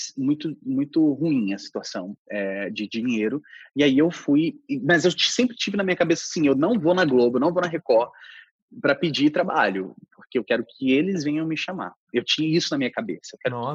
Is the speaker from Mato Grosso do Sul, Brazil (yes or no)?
no; Brasília, Federal District, Brazil; moved away as an adult; also born or lived in Rio de Janeiro; eu tinha deixado Brasília, né, minha cidade de origem, eh, minha cidade, minha cidade onde eu nasci, para ir para o Rio de Janeiro